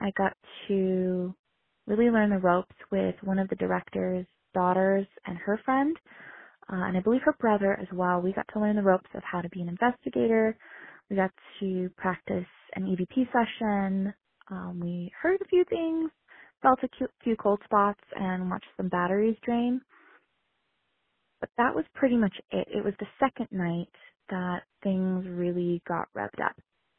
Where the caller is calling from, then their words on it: Bozeman, Montana, United States; I am from Bozeman, Montana, and I want to share my paranormal experience